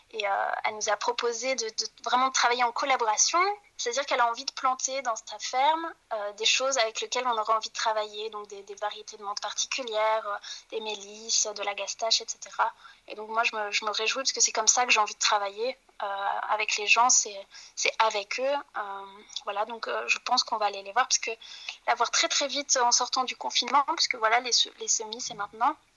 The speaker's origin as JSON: {"language": "French", "region": "Normandy", "country": "France", "moved": "as an adult", "lives_now": "Brussels, Belgium", "said": "moi, je suis arrivée à Bruxelles il y a 7 ans parce que je suis, je suis française, normande"}